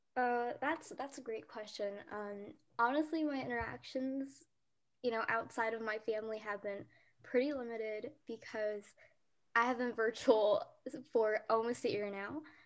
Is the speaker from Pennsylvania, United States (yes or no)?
yes; Pennsylvania, United States; English is a second language; also born or lived in South Korea; now in Texas, United States; I was born in South Korea, and um, when I was young, our family moved to Pennsylvania. So I was mostly raised in Pennsylvania